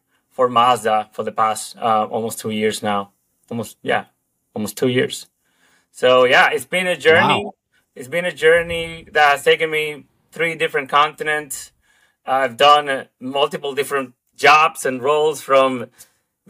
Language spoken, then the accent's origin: English; Dominican Republic; English is a second language; moved away as an adult; also born or lived in Australia; now in United States; I come from the Dominican Republic originally. And after finishing art school over there, I quickly started working in the ad industry locally